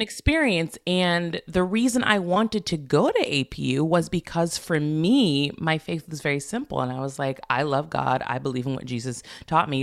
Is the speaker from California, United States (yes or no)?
yes; Santa Barbara, California, United States; moved away as an adult; also born or lived in Los Angeles / New York; I was born and raised in Santa Barbara